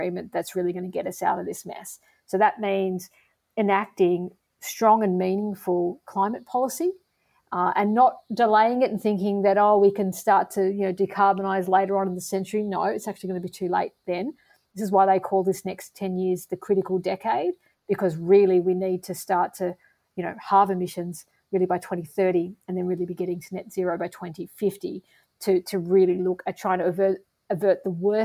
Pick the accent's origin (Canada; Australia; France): Australia; as an Australian